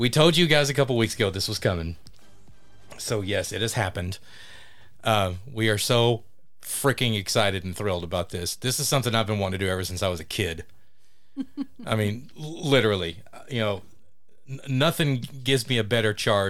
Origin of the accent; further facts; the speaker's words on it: Mesquite, Texas, United States; growing up in Mesquite